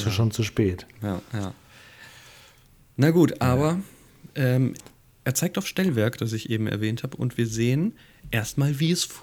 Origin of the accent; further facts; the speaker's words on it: Hamburg, Germany; Mich erinnert das als Hamburger natürlich hier so ein bisschen an das Miniatur Wunderland